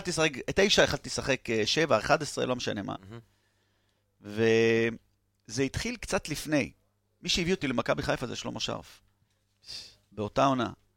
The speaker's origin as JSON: {"language": "Hebrew", "town": "Tel Aviv", "region": "Tel Aviv District", "country": "Israel", "tie": "born or raised there", "said": "תל אביבי במקור"}